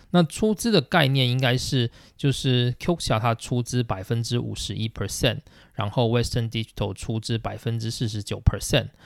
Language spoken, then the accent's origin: Chinese; Taiwan; now in Japan; 我们台湾的厂商